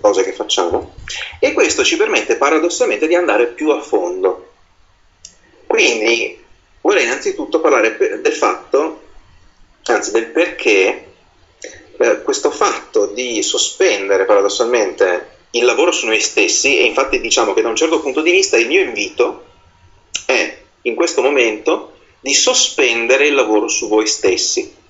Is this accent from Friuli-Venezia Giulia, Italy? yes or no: no; Veneto, Italy; essendo io veneto